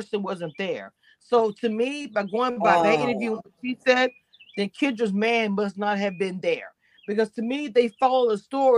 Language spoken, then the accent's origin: English; Louisiana, United States; I'm from Louisiana